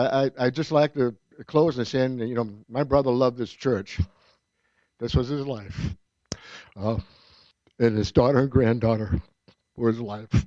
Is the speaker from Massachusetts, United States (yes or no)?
yes; Boylston, Massachusetts, United States; also born or lived in Long Beach, California; Him and I were both born in Long Beach, California, but we moved both back to Massachusetts as babies, where I think I was maybe one and he was three or whatever. We're only a year and a half apart. So we grew up in Boylston